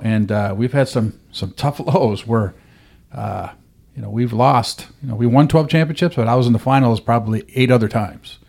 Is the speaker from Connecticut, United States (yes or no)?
no; Rochester, New York, United States; now in Dothan, United States; that was my hometown team. I grew up there